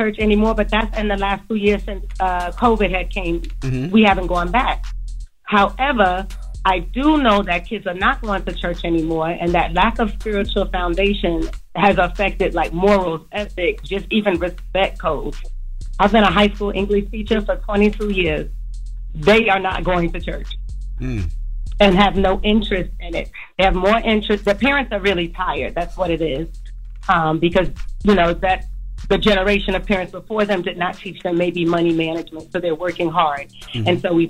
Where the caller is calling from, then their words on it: Maryland, United States; I'm calling from Maryland.